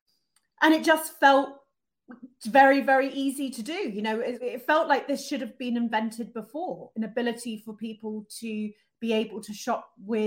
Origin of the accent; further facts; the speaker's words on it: Amsterdam, North Holland, Netherlands; And certainly, obviously, growing up in Amsterdam is an interesting experience. I spoke Dutch. I would ride my bike everywhere, you know, obviously skating on the canals.